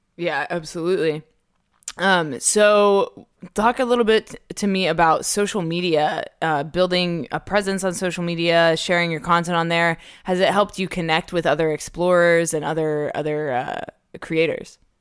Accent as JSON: {"language": "English", "region": "Dubai", "country": "United Arab Emirates", "tie": "born or raised there", "moved": "yes", "said": "I grew up in Dubai"}